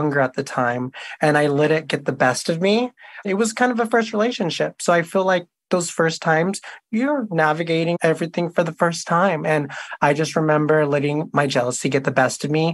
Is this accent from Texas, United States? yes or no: yes; Houston, Texas, United States; moved away as an adult; now in Los Angeles, United States; I am from Houston, Texas. I live in Los Angeles. I moved here, like 7 years ago